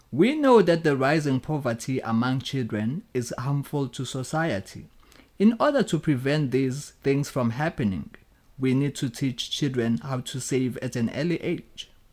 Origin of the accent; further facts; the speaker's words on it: Durban, KwaZulu-Natal, South Africa; moved away; I come from South Africa. I grew up in a poor family in Umlazi Township.